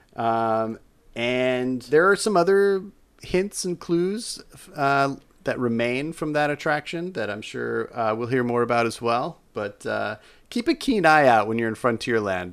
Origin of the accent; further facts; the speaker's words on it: Utah, United States; my home state of Utah